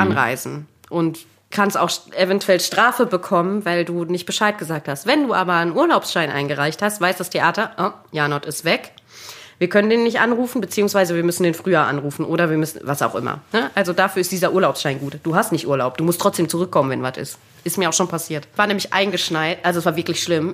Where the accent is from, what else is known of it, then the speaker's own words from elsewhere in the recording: Munich, Bavaria, Germany; moved away; also born or lived in North Rhine-Westphalia; ich bin in München geboren